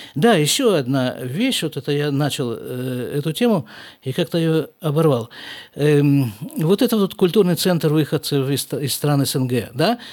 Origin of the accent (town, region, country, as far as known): Krasnoyarsk, Krasnoyarsk Krai, Russia; born or raised there; moved away as an adult; also born or lived in Jerusalem, Israel; now in Israel